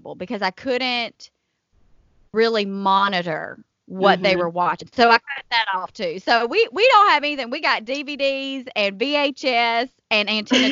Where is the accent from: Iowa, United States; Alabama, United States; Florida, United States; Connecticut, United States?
Alabama, United States; Selma; my hometown here in Selma